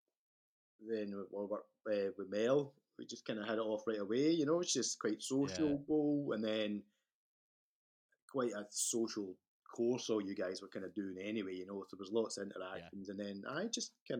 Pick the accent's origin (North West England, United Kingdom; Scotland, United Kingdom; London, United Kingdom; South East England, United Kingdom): Scotland, United Kingdom; moved away as an adult; also born or lived in Victoria, Canada; I'm Scottish.